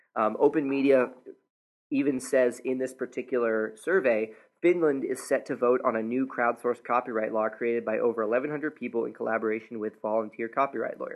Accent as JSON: {"language": "English", "country": "United States", "said": "a American citizen"}